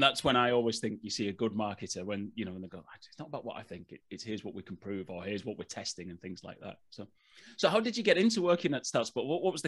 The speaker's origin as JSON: {"language": "English", "region": "England", "country": "United Kingdom", "accent": "English", "lives_now": "Northern Ireland, United Kingdom", "said": "And was like, you've got such a lovely Irish accent. I'm like, this is awful. But anyway, if you're listening, it's English."}